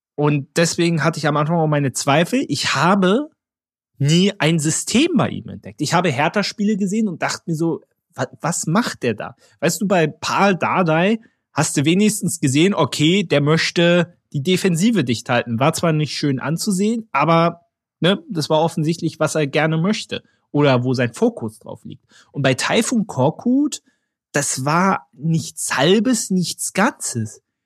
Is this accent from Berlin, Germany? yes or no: yes; Berlin, Germany; Ich bin ja Berliner